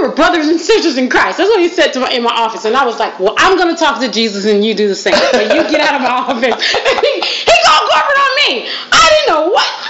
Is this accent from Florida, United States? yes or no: yes; Florida, United States; I'm from Florida. I'm from the South.